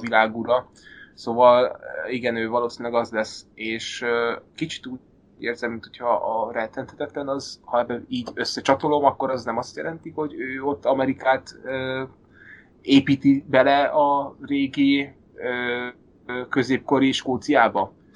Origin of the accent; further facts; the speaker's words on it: Hungary; moved away as an adult; now in Denmark; én is magyar vagyok, Dániában vagyok